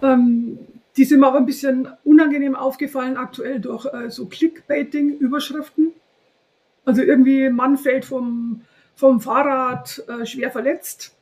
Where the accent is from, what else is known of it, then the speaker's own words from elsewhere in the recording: home town near the Herrmannsdorf farm, Bavaria, Germany; auf einem Hof in der Nähe von meinem Heimatort, drei Kilometer weiter weg